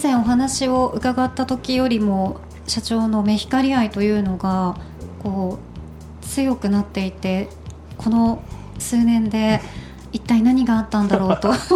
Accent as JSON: {"language": "Japanese", "region": "Nagasaki", "country": "Japan", "tie": "born or raised there", "moved": "yes", "said": "私は長崎県で育ったので"}